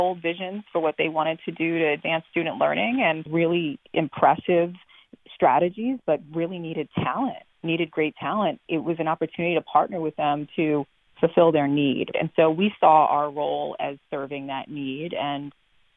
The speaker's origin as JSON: {"language": "English", "town": "New York City", "region": "New York", "country": "United States", "also_born_or_lived": "Baton Rouge, Louisiana", "moved": "as an adult", "lives_now": "Louisiana, United States", "said": "I'm originally from New York City"}